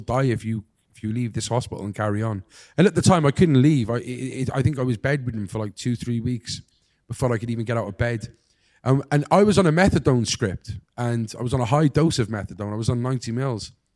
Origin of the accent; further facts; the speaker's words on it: Cardiff, Wales, United Kingdom; I'm from Cardiff